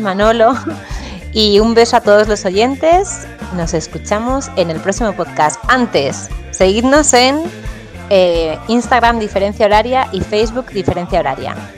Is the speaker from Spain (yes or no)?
yes; Spain; moved away as an adult; also born or lived in Ireland / Peru; cuando regresé a España